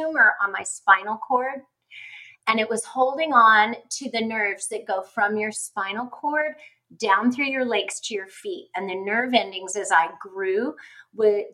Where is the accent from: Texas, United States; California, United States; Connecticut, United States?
California, United States; it was at Children's Hospital where I was born in California